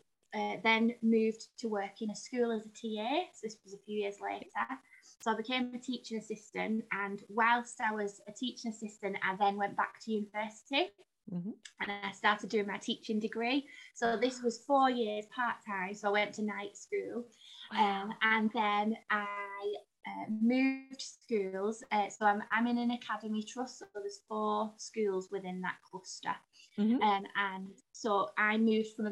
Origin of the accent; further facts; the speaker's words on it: Burnley, North West England, United Kingdom; now in Wigan, United Kingdom; I grew up in a very, very small town called Burnley